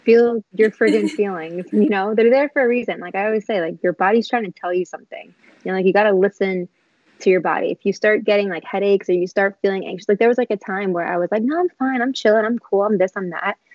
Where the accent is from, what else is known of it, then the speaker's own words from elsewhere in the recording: New York City, New York, United States; I'm from Queens, New York.